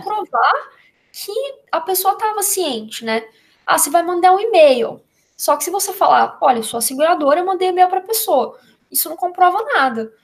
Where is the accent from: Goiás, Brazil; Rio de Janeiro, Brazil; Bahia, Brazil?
Goiás, Brazil; eu sou de Goiás